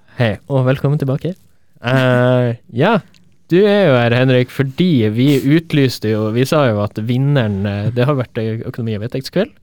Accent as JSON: {"language": "Norwegian", "town": "Tromsø", "region": "Troms", "country": "Norway", "moved": "yes", "said": "er jeg fra Tromsø"}